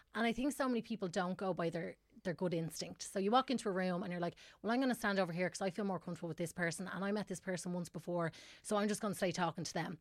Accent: Tallaght, Leinster, Ireland; I'm from Tala originally, and I, uh, my family moved out of Tala, like, a long

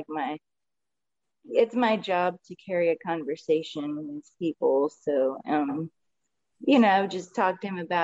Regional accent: Austin, Texas, United States; I was born and raised in Austin, Texas, South Austin at that. And I've been here my whole life

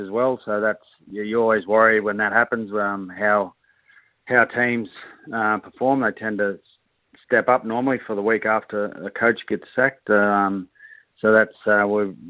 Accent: Queensland, Australia; I'm a Queenslander

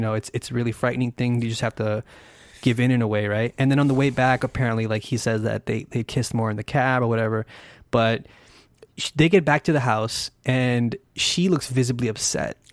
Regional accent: United States; as an American

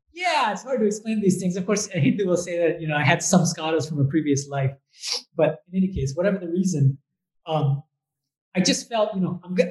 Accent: Boston, Massachusetts, United States; moved away as an adult; also born or lived in Berkeley / Oxford / Germany / India; I'm actually from the US. So I was born and raised in Boston

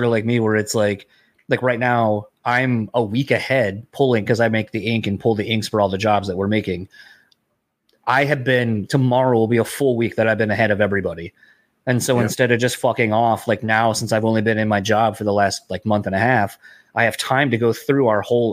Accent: East Coast, United States; now in Midwest, United States; I grew up in the East Coast initially.

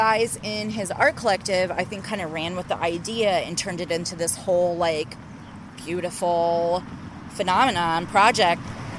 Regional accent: Austin, Texas, United States; moved away as an adult; now in Madison, United States; I'm originally from Austin, but I moved here about 6 years ago.

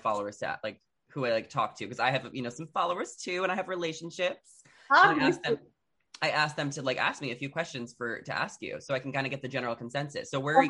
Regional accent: New York, United States; now in Los Angeles, United States; No, I grew up in New York and I moved to LA about a year and a half ago, and I love LA.

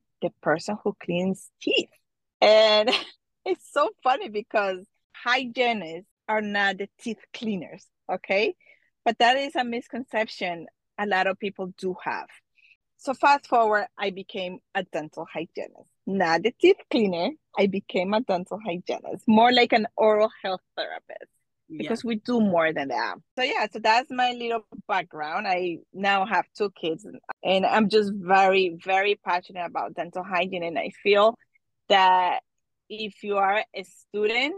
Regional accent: Colombia; now in New Jersey, United States; I was born and raised in Colombia

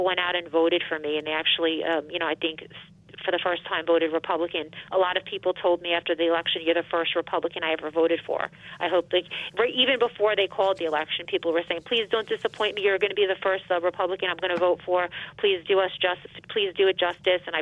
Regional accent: Elmont, New York, United States; I got to run in my hometown, so I know everybody here

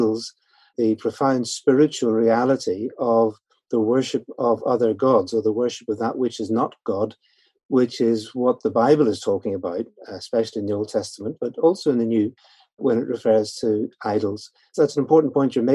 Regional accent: Northern Ireland, United Kingdom; now in London, United Kingdom; I'm actually originally from Northern Ireland. That's where the accent comes a bit

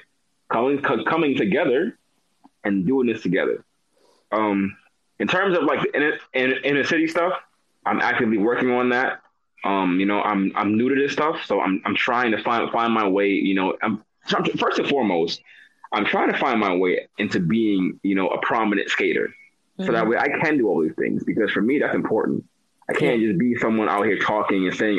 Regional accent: New York City, New York, United States; I'm from New York City

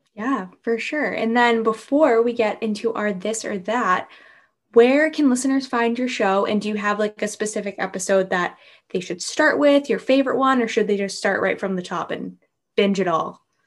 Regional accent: New England, United States; same here with the New Englanders

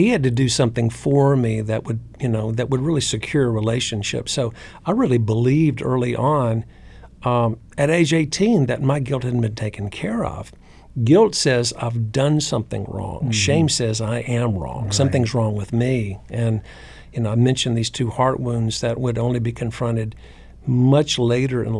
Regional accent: North Carolina, United States; Church I grew up in North Carolina was neither conservative or liberal. It was just Southern

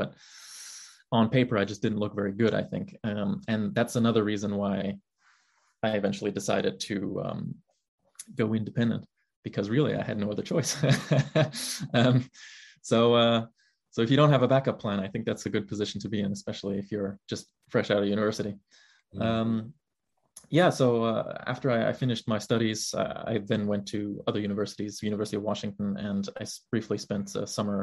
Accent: Germany; moved away as an adult; now in United States; growing up in Germany

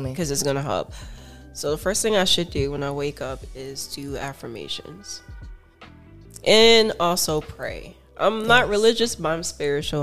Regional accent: Miami Gardens, Florida, United States; I'm from Miami Gardens

